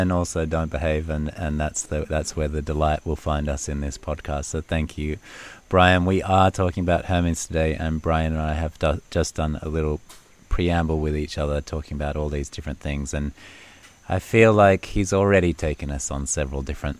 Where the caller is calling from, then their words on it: Bali, Indonesia; I'm tuning in from Bali in Indonesia, and you can hear the sounds of Bali in the background of our podcast today.